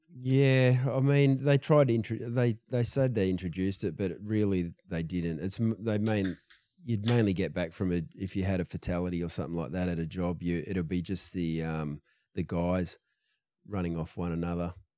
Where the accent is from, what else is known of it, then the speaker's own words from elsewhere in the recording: Perth, Western Australia, Australia; I grew up, like, in the suburbs of Perth.